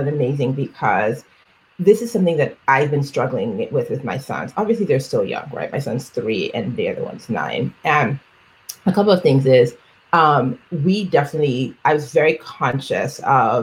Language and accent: English; Nigeria; first language Yoruba; English is a second language; I am a Black woman, I am Nigerian